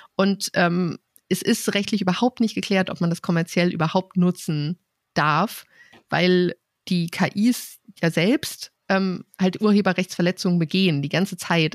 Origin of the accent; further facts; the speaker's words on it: Rhön, Germany; now in Hamburg, Germany; wir kommen beide aus der Rhön